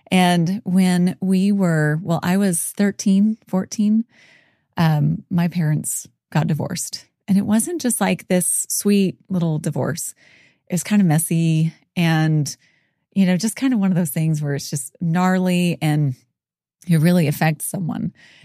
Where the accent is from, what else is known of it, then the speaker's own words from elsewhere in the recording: Dothan, Alabama, United States; also born or lived in Palatka, Florida; So I am Southern, born and raised in Alabama. Well, actually born in Florida. So born in kind of the Jacksonville area, a teeny little town called Palatka, Florida.